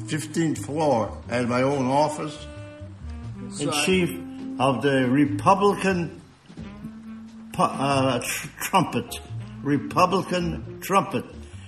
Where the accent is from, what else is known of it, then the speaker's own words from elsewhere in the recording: New Haven, Connecticut, United States; born there; I was born in New Haven, on Worcester Street, where they make pizza.